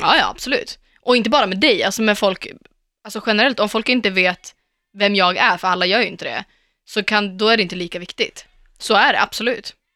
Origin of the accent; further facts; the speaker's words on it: Sweden; jag pratar svenska